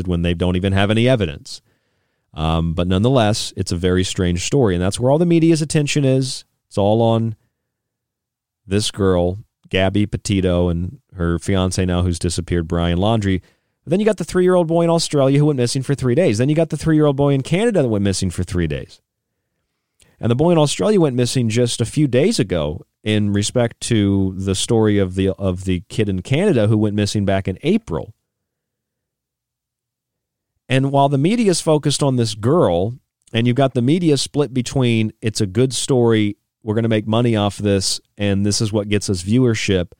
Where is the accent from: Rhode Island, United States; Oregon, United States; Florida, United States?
Florida, United States; I grew up in Florida